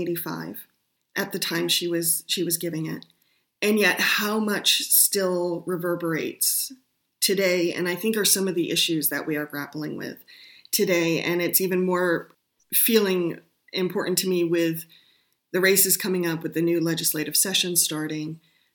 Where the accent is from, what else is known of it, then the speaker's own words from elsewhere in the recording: Vermont, United States; as a young person growing up in Vermont